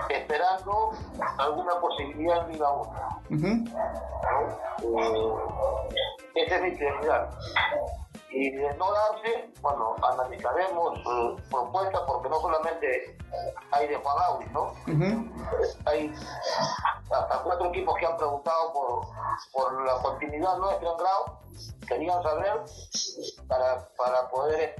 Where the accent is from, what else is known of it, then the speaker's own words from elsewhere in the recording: Camaná, Arequipa, Peru; yo soy de Camaná